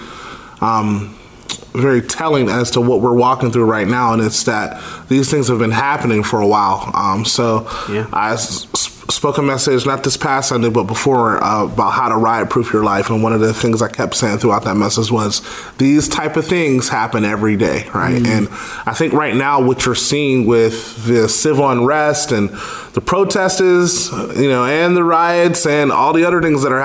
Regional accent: Pittsburgh, Pennsylvania, United States; I'm from Pittsburgh, born and raised, growing up here. I'm a Pittsburgher and hard

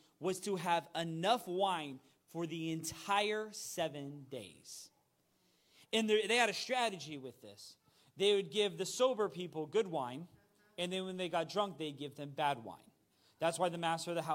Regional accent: United States; as an American

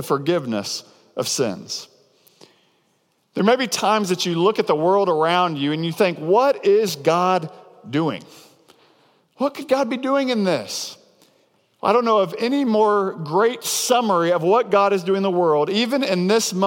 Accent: near Devil's Den State Park, Arkansas, United States; a place called Devil's Den State Park, which is right outside of my hometown growing up

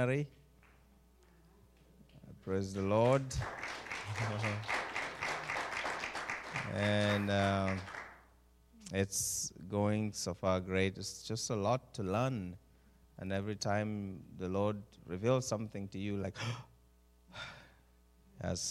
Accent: Uganda; moved away as an adult; also born or lived in Oregon coast; now in Oregon, United States; born and raised in Uganda, somewhere in East Africa.

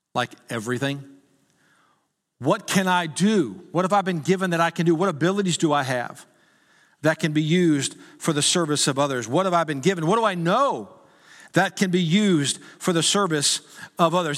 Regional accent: Texas, United States; I was from Texas

